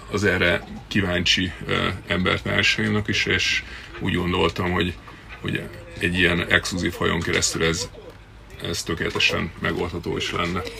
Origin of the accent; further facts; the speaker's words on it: Balatonfüred, Veszprém County, Hungary; tősgyökeres balatoni születésű srác vagyok. A szüleim háza ma is van eh, néhány méterre a, a víztől található. Én itt, itt nőttem föl